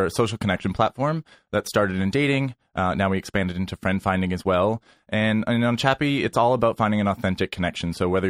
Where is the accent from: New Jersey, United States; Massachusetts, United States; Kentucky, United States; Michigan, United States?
Massachusetts, United States; Worcester; now in New York City, United States; I grew up in Worcester, Massachusetts. Worcester.